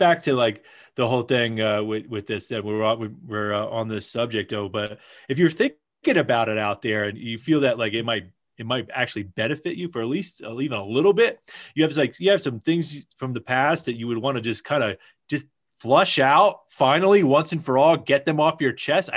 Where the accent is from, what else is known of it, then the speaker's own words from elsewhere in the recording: United States; I'm American